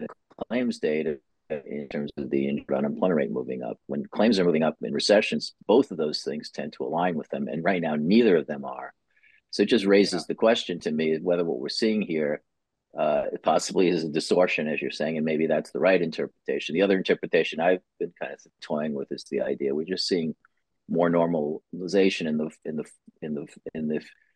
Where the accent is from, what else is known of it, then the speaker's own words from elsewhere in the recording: New York, United States; as a New Yorker